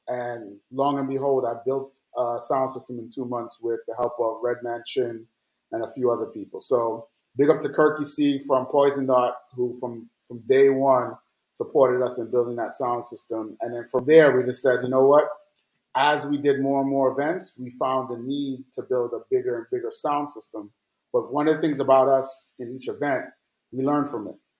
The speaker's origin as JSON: {"language": "English", "country": "Jamaica", "tie": "born or raised there", "also_born_or_lived": "New York", "moved": "yes", "lives_now": "Atlanta, United States", "said": "growing up in Jamaica"}